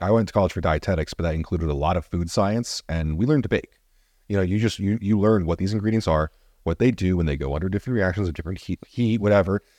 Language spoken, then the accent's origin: English; New Jersey, United States; I'm from Jersey